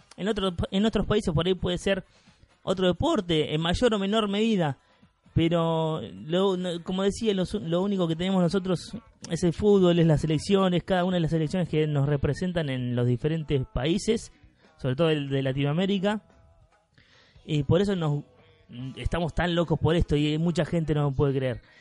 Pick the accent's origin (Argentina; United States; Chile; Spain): Argentina; Porque somos argentinos, porque somos latinoamericanos